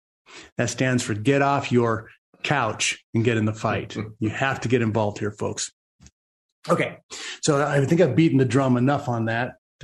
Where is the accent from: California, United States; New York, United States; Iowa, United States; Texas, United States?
Texas, United States; Hey, man, I'm a Texan.